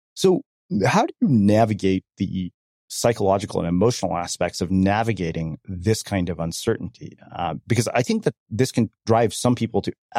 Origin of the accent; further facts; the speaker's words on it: India; for me, that one is getting married because I'm Indian and I'm still single and in my 40s, right?